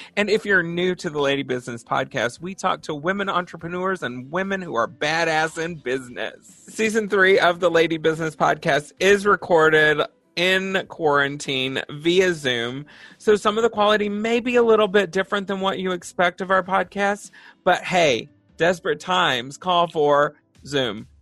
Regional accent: Texas, United States; I'm from Texas

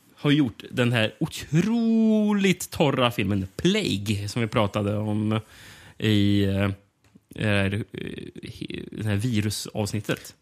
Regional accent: Sweden; som svensk

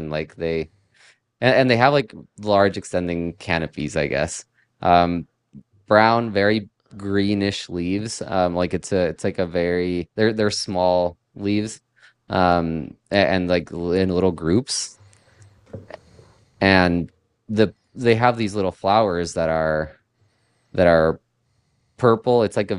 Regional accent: Mexico; also born or lived in Mexico City; But I'm originally from Mexico, and I lived in Mexico City for a long time.

